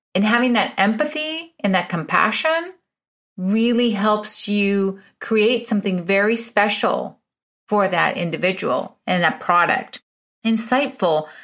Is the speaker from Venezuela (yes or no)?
yes; Venezuela; moved away as an adult; also born or lived in Illinois, United States; now in United States; I'm originally from Venezuela. I was born in Venezuela.